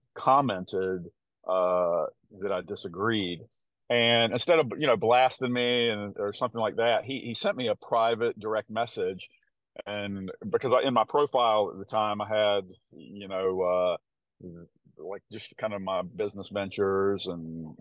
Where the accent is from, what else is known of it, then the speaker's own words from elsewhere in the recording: the South, United States; accent: country; my country accent. I sometimes hear my voice in a recording after I talk, and I'm like, oh my gosh, I sound like such a country bumpkin, living in the South.